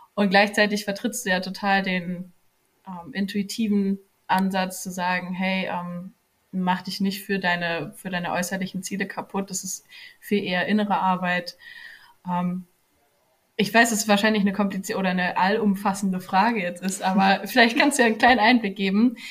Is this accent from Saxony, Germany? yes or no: no; near Frankfurt am Main, Hesse, Germany; ich komme aus der Nähe von Frankfurt am Main in Deutschland